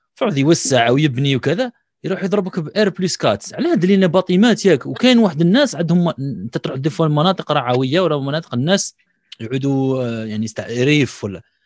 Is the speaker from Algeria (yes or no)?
yes; Algeria; عندنا في الجزائر